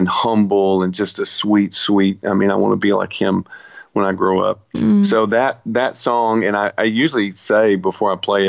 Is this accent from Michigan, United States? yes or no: no; Nashville, Tennessee, United States; I was born in Nashville.